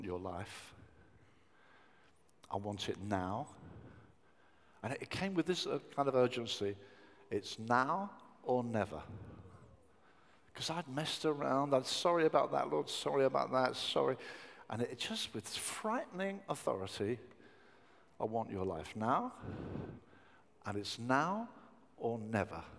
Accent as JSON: {"language": "English", "town": "Brighton", "region": "South East England", "country": "United Kingdom", "tie": "born or raised there", "said": "I grew up in Brighton, and it's got a tremendous youth culture"}